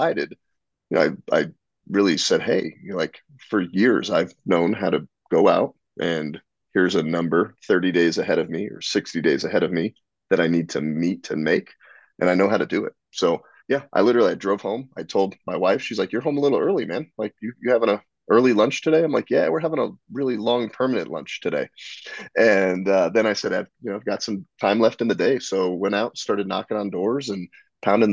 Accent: Northern Colorado, United States; also born or lived in New Jersey; I was born and raised in New Jersey till I was 10. And then we moved out to Northern Colorado.

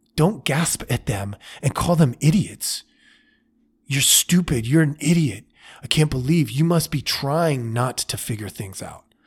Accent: United States; I was raised in America

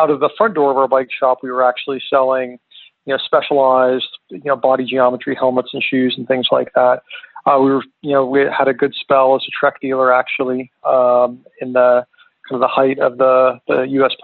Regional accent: Little Rock, Arkansas, United States; moved away as an adult; now in Park City, United States; working in a bike shop in my hometown of Little Rock, Arkansas

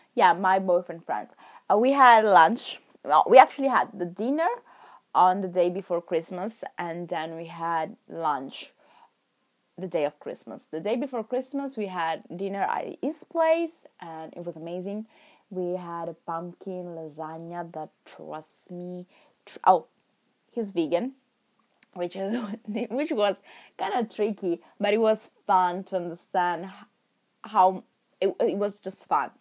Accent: Milan, Lombardy, Italy; first language Italian; English is a second language; moved away as an adult; now in England; I came from Milan

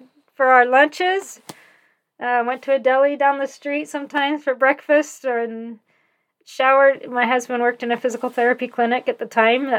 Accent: San Jose, California, United States; moved away as an adult; also born or lived in Ogden, Utah / The Dalles, Oregon / Phoenix, Arizona; now in Lehi, United States; I grew up in California

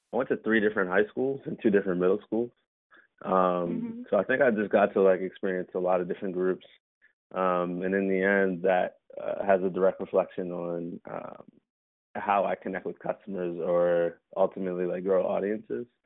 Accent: Baltimore, Maryland, United States; Um, I'm from uh, Baltimore, Maryland.

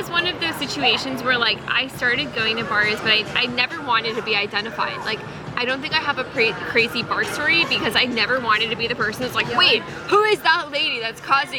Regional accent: New York, United States; from New York. I am 21 years old.

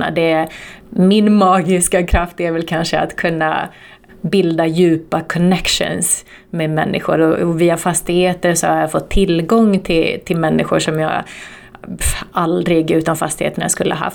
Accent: Turku, Southwest Finland, Finland; born there; berättade vilka vi var och att vi är födda i Åbo.

